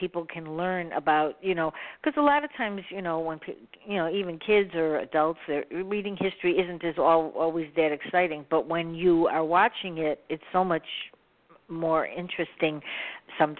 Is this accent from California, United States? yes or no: no; Chicago, Illinois, United States; I'm from Chicago